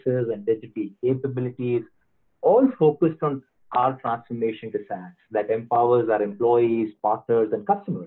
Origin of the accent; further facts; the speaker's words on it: India; I'm originally from India